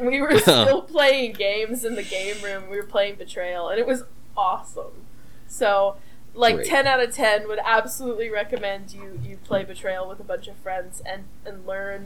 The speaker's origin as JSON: {"language": "English", "region": "Alabama", "country": "United States", "said": "I'm from Alabama"}